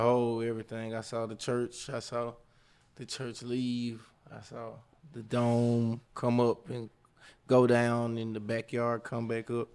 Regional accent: Jackson, Mississippi, United States; now in Atlanta, United States; I'm a import plant. I'm from Jackson, Mississippi, but, you know, I've been here forever and a day. Forever I live in Atlanta

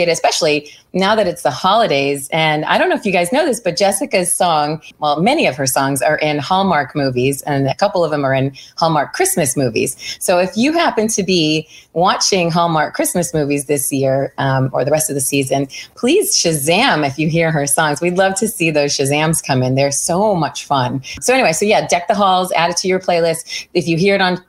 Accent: Pennsylvania, United States; also born or lived in New York; now in California, United States; I grew up in Pennsylvania

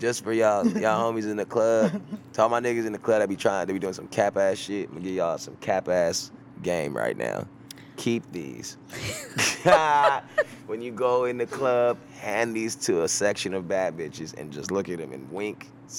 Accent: Texas, United States; I am from Texas. Yeah, I am a Texas man. I am from Texas, Texas first.

